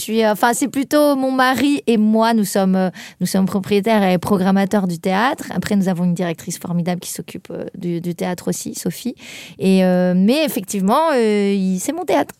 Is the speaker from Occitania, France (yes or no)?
yes; a small village in the Tarn, near Toulouse, Occitania, France; moved away as an adult; now in Paris, France; je viens d'un plus de Toulouse, plus loin que Toulouse, un petit village du Tarn, mais bon, on n'est pas loin de Toulouse, donc j'ai fait mes études là-bas